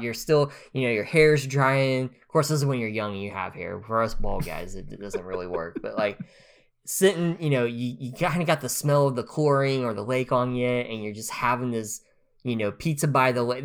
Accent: Grove, Oklahoma, United States; I'm from Grove, Oklahoma.

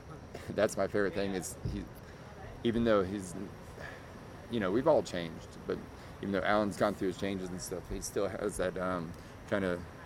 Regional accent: Orlando, Florida, United States; I'm originally from Orlando.

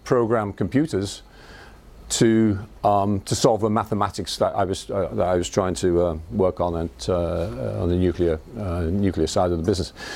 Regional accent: Liverpool, North West England, United Kingdom; accent: Scouse; This is a Scouse accent. I was born in Liverpool. And brought up in Liverpool in a council house

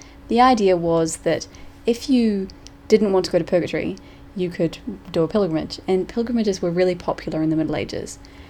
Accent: New Zealand; also born or lived in A Coruña, Spain; we're from New Zealand. But since we'd lived in A Coruña for 4 months

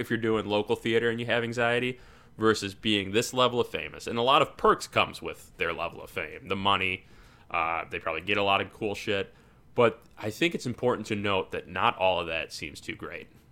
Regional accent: Chicago, Illinois, United States; I was from Chicago

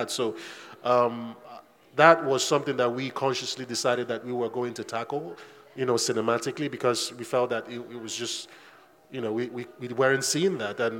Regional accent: Nigeria; growing up in Nigeria, you you are so hyper aware of the supernatural

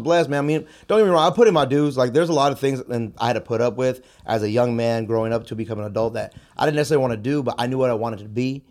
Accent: San Jose, California, United States; I was born and raised in San Jose. Uh, I grew up on the South Side

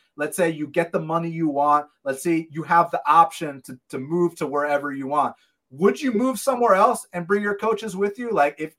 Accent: Atlanta, Georgia, United States; I'm from Georgia. Now, I'm from Atlanta, Georgia.

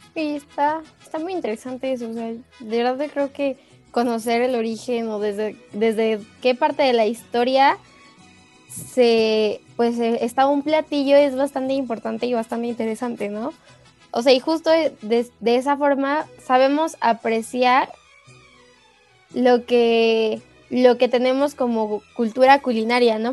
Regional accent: Mexico; como mexicanos

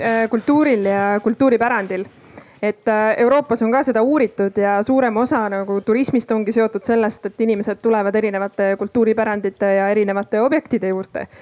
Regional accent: Ida-Viru County, Estonia; ma Ida-Virumaalt ise pärit olen

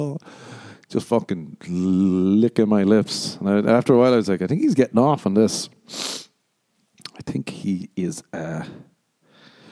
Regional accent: Ireland; moved away as an adult; now in Los Angeles, United States; growing up in Ireland

